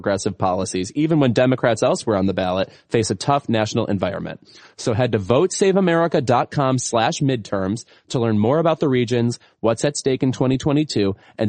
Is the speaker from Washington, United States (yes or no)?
no; Illinois, United States; several in my home state of Illinois.